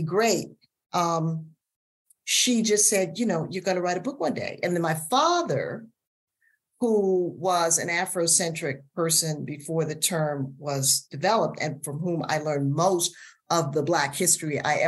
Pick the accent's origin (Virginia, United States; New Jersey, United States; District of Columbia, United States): District of Columbia, United States; Washington; I grew up in Washington, D.C., in a part of the city that's now called Columbia Heights.